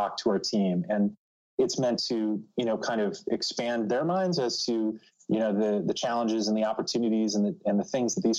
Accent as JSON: {"language": "English", "town": "Cleveland", "region": "Ohio", "country": "United States", "also_born_or_lived": "New York City", "moved": "as an adult", "lives_now": "New Jersey, United States", "said": "as a Midwesterner, I recently relocated from the Cleveland, Ohio area to New York City and then to New Jersey"}